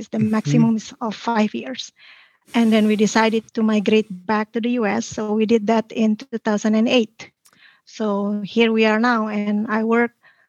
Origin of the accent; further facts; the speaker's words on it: Bogor, West Java, Indonesia; moved away as an adult; now in United States; I was born in Indonesia in a city called Bogor. It's in West Java.